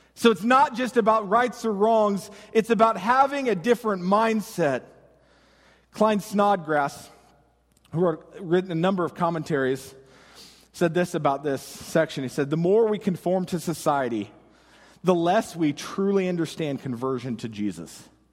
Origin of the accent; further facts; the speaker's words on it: United States; us as Americans